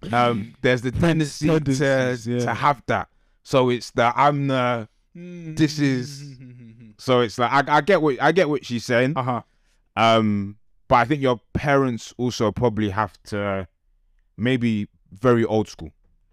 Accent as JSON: {"language": "English", "country": "Ghana", "said": "I think, being Ghanaian, I get what she's saying."}